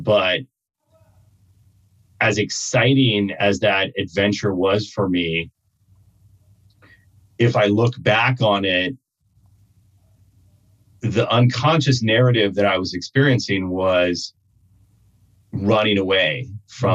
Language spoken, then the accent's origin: English; Kansas City, Kansas, United States; moved away as an adult; also born or lived in Africa / Middle East; I grew up in Kansas